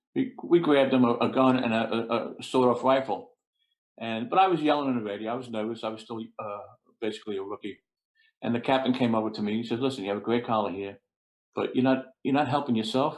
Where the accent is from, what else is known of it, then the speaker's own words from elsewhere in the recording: New York City, New York, United States; I grew up in Brooklyn. I went to uh, Brooklyn Tech High School, local kid